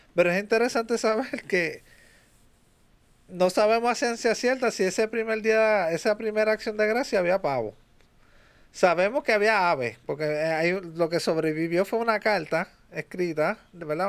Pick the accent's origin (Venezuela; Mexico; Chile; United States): United States; Que tú y yo somos nacidos en Estados Unidos